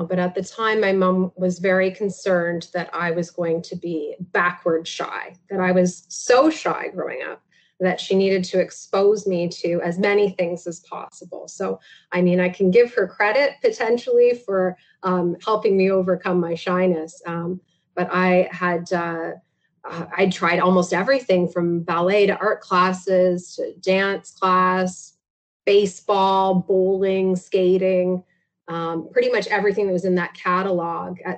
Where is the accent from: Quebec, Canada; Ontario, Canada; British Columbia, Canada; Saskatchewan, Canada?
Ontario, Canada; Listowel; also born or lived in Mount Forest / Tillsonburg; Listowel, Listowel, Mount Forest, uh, and Tillsonburg would be the, the the big three from my childhood for sure.